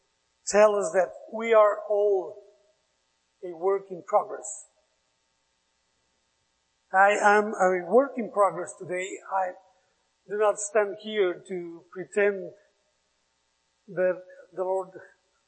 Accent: Mexico City, Mexico; English is a second language; also born or lived in Mérida, Yucatán; So I was raised in Mexico City. When I was 2 years old, we moved to Mexico City. So I was raised there.

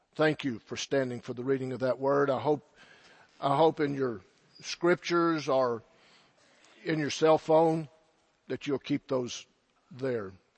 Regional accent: Silverton, Texas, United States; I'm from the Texas Panhandle. That should explain a lot. From a little farm and ranch community by the name of Silverton

